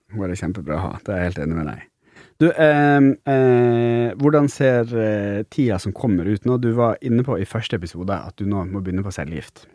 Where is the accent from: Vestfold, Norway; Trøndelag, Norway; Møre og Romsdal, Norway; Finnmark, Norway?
Finnmark, Norway; jeg er jo fra Finnmark